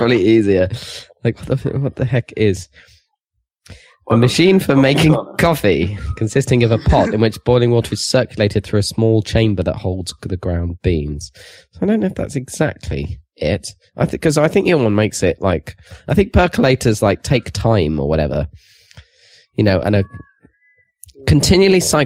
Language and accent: English; United Kingdom; We are British